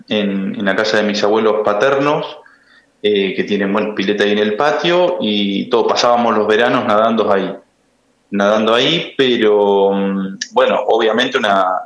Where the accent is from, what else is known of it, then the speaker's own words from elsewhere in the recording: Dudignac, Buenos Aires Province, Argentina; moved away as an adult; also born or lived in Santa Rosa, La Pampa; sí, sí, soy, soy de Dudignac y mm, a los 18 años me fui a estudiar eh, abogacía a, mm, a Santa Rosa, La Pampa, la Universidad Nacional de La Pampa, y en 2015 me recibí.